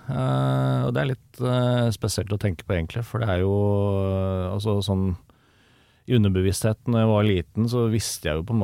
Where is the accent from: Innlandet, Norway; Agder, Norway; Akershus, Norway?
Akershus, Norway; Nannestad; Jeg kommer fra Nannestad